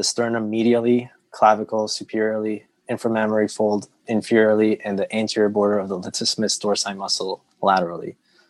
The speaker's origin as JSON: {"language": "English", "area": "Long Island", "region": "New York", "country": "United States", "moved": "as an adult", "lives_now": "Chicago, United States", "said": "I'm currently a PGY7 at the University of Illinois at Chicago. I'm originally from Long Island, New York."}